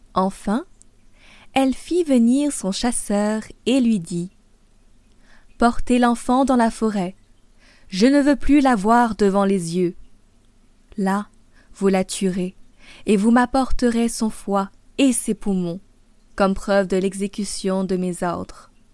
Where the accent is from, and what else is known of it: France; also born or lived in Paris